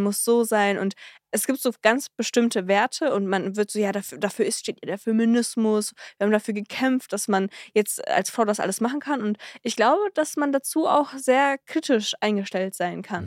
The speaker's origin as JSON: {"language": "German", "town": "Cologne", "region": "North Rhine-Westphalia", "country": "Germany", "said": "wir sind ja aus Köln"}